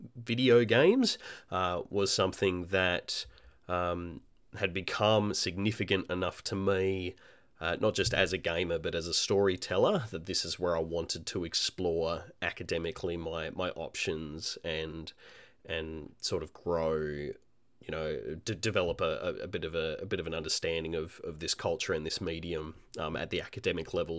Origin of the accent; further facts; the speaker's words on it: Australia; also born or lived in Melbourne; I'm an Australian independent, uh, game developer